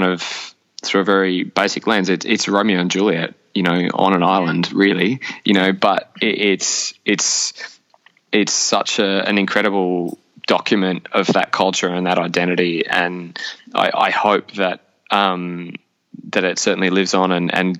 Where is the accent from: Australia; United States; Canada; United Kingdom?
Australia; as an Australian